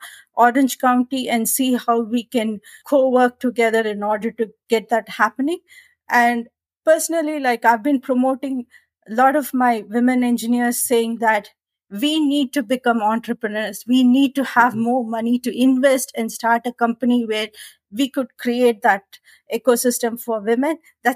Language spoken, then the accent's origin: English; India; English is a second language; moved away as an adult; also born or lived in Australia; now in United States; coming from India, my accent is different. I was able to some extent try to, I don't say I got the Australian accent, but I was able to get the pronunciations right, and then moved to US